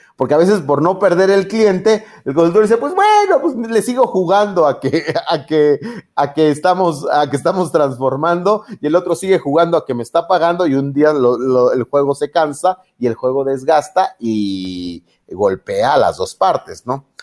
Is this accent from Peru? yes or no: no; Mexico; a los eh, mexicanos